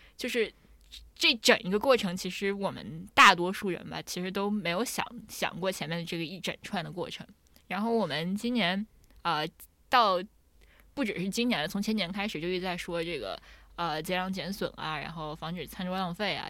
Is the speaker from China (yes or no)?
yes; China; 我们中国人